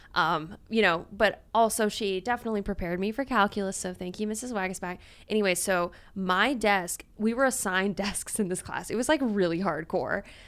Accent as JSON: {"language": "English", "region": "Louisiana", "country": "United States", "said": "I'm from Louisiana"}